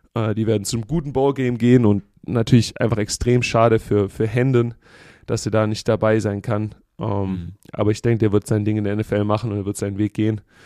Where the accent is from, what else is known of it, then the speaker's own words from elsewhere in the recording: Germany; now in United States; wir als Deutsche